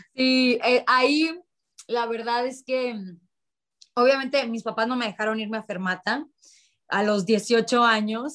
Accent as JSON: {"language": "Spanish", "town": "Ciudad Obregón", "region": "Sonora", "country": "Mexico", "tie": "born or raised there", "said": "Yo soy de Ciudad Obregón, Sonora."}